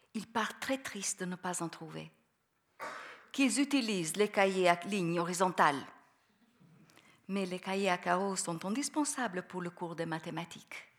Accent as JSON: {"language": "French", "country": "Albania", "tie": "born or raised there", "second_language": "French", "moved": "yes", "said": "mon pays natal"}